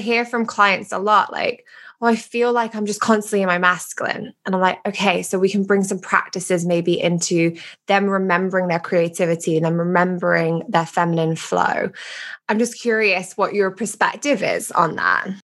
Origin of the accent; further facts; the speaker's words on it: England, United Kingdom; moved away; I love being British